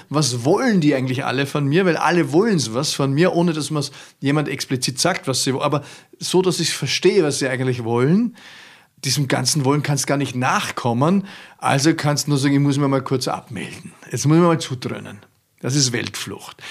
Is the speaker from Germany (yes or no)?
no; Austria; als Ösi